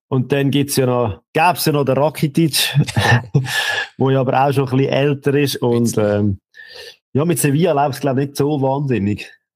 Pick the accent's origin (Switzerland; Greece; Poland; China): Switzerland; sind wir Schweizer